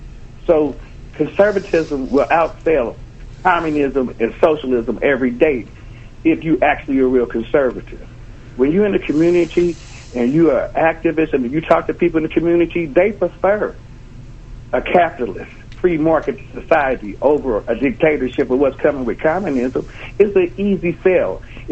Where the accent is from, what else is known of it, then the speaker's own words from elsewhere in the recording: Los Angeles, California, United States; moved away; I'm from South Central. I'm from literally the ghetto. I worked my way to this position as a black American conservative. I'm not an African American.